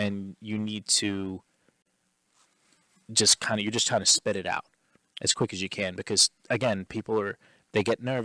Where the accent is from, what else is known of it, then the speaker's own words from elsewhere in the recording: New York, United States; we're from New York